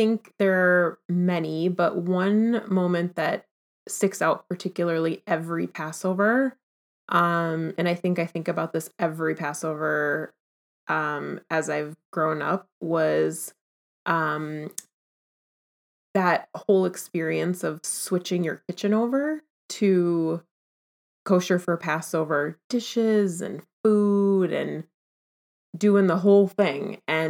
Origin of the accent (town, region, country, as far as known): Minneapolis, Minnesota, United States